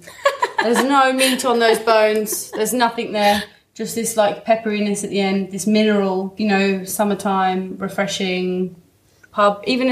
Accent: England, United Kingdom; said that for us because we're English

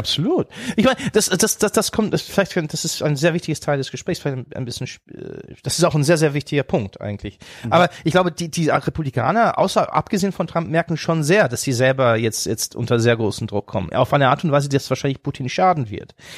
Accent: Germany; deswegen liebe ich Deutschland, man ist auch meine Heimat

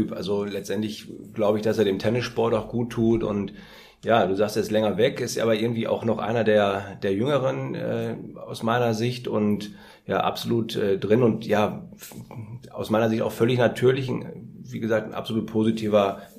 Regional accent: North Rhine-Westphalia, Germany; Dass ich nicht aus Bayern komme, das hört man, glaube ich, noch viel deutlicher. Also ich bin äh, ja Ruhrpottler und jetzt seit fünf Jahren beim BTV als Vereins und jetzt auch als Trainerberater tätig.

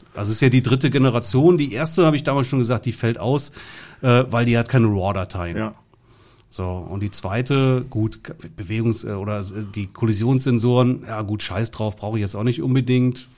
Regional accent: southwest Germany, Germany; bei uns im Süden

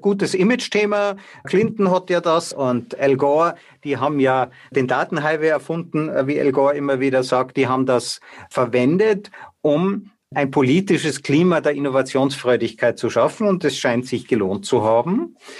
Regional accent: Austria; bei uns in Österreich

